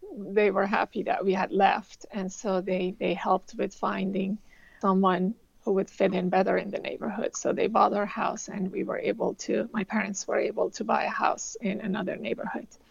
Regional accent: Tehran, Tehran Province, Iran; moved away as an adult; now in United States; I grew up in Tehran, Iran

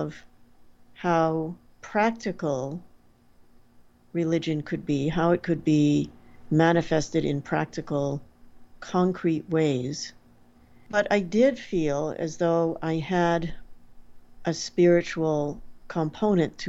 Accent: Portsmouth, New Hampshire, United States; I grew up in Portsmouth, New Hampshire.

